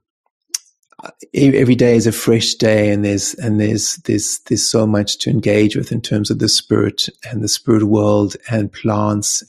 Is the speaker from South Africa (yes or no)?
yes; Cape Town, Western Cape, South Africa; when I was born in Cape Town